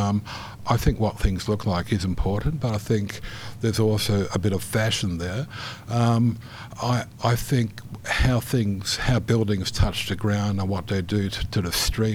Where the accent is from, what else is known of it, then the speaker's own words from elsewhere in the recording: New Zealand; moved away; also born or lived in Netherlands; I grew up in New Zealand from a Dutch family.